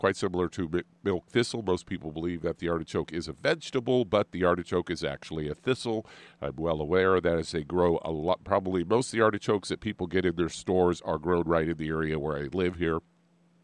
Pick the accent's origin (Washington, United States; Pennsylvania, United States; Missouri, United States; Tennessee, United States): Missouri, United States; Kansas City; moved away; growing up in Kansas City